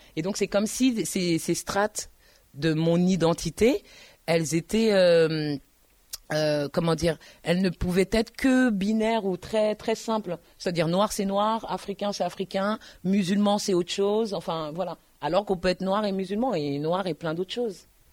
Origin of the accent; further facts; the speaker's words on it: Paris, Île-de-France, France; also born or lived in Tours; je suis parisienne